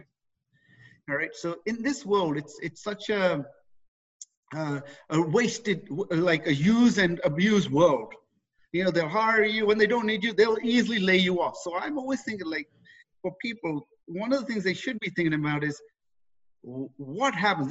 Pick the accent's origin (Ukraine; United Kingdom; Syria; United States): United Kingdom; England; moved away as an adult; now in Canada; I was raised in England. Okay, brought up there, did all my schooling there, and in my early 20s, decided to leave there